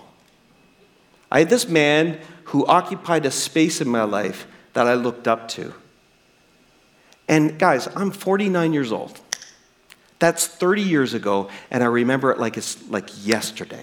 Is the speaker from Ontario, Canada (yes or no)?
no; New Brunswick, Canada; I'm a kid from New Brunswick